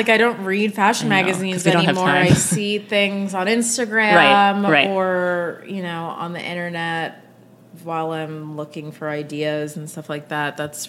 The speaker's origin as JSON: {"language": "English", "town": "Bedford Hills", "region": "New York", "country": "United States", "tie": "born or raised there", "said": "I'm from Bedford Hills in Westchester, New York. So just an hour outside the city."}